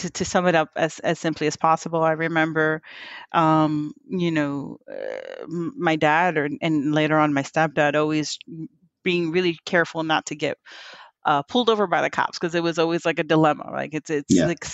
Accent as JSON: {"language": "English", "town": "Philadelphia", "region": "Pennsylvania", "country": "United States", "tie": "born or raised there", "also_born_or_lived": "Hialeah, Miami, Florida", "said": "So I got to spend maybe from like 5 to 10, 15, somewhere around there, in North Philly"}